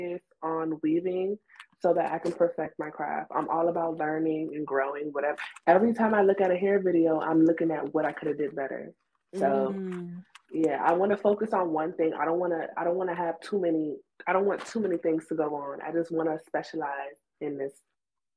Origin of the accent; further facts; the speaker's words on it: Takoma Park, Maryland, United States; I'm from Tacoma Park, Maryland